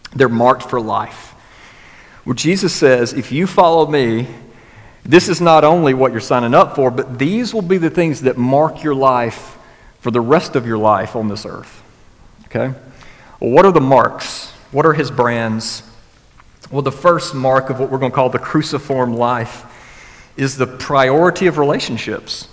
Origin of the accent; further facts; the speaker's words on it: West Alabama, United States; growing up in West Alabama